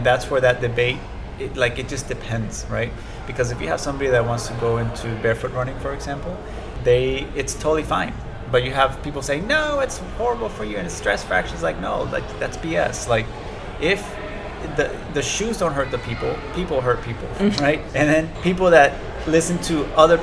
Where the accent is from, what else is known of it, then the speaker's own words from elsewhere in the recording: Colombia; now in United States; I'm from Colombia, so I've lived in other places